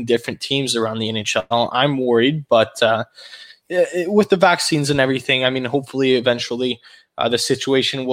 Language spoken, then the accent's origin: English; Canada; As a Canadian